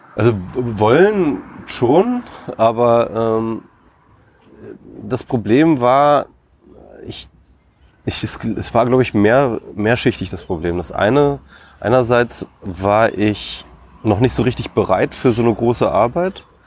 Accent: Isernhagen, Lower Saxony, Germany; ich komme aus Hannover ursprünglich, bin ich äh, dort in Hannover in der Nähe aufgewachsen, äh, Isernhagen, um genau zu sein.

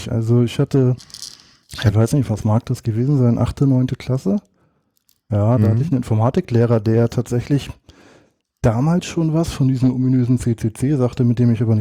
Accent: Northern Germany, Germany; Ich war schon immer und bin auch immer äh, gebürtiger Norddeutscher

